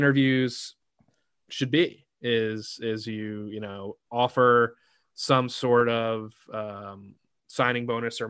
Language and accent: English; Rhode Island, United States; Shout out Rhode Island, my hometown.